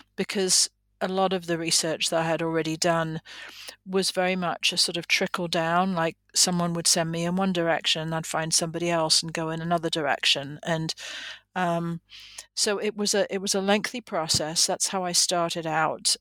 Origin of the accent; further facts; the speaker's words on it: England, United Kingdom; moved away as an adult; now in United States; I am originally from England